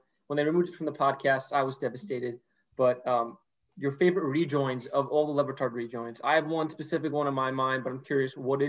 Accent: Central Pennsylvania, United States; Central Pennsylvania.

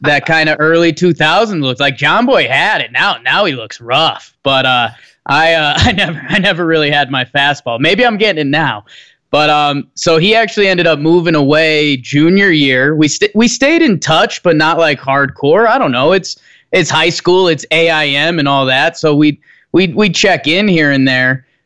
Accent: Northeast, United States; moved away as an adult; now in Denver, United States; I grew up in the Northeast.

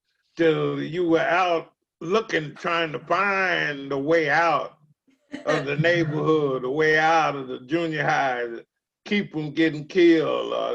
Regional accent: Denton, Texas, United States; I was born in Denton, Texas.

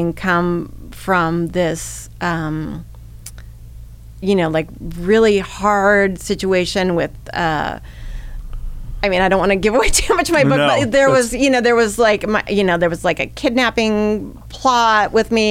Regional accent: Bay Area, California, United States; also born or lived in Midwest, United States; we had come from a very, very, you know, volatile situation in the Midwest, my mother and I, and come out to the Bay Area

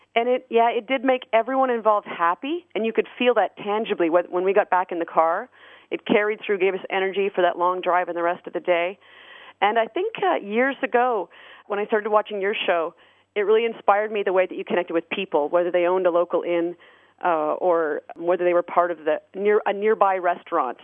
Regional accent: Canada; we're from Canada

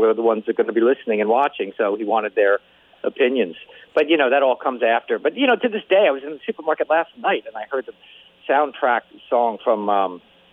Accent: New Jersey, United States; I come from Jersey

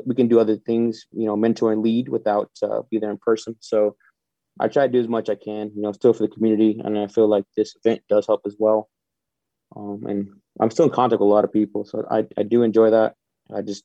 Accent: Texas, United States; moved away; I'm originally from Texas

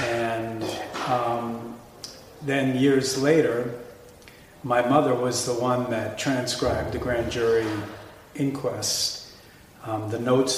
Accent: Jaffrey, New Hampshire, United States; I got interested in the case because I grew up in Jaffrey. My family is from Jaffrey.

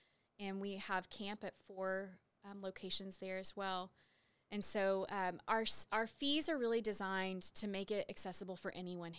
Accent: Waco, Texas, United States; also born or lived in Dallas; I'm a Waco native, Waco ISD product, kindergarten through 12th grade, Baylor grad, and just Waco is home for me in every way.

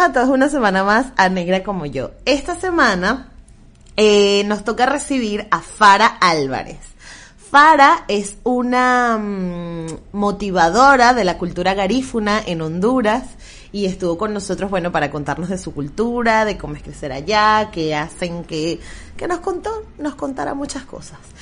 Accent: Venezuela; now in Barcelona, Spain

